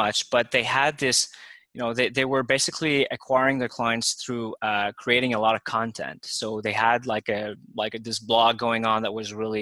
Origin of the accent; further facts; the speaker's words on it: Montreal, Quebec, Canada; now in Toronto, Canada; I'm from Montreal myself, but I was already living in Toronto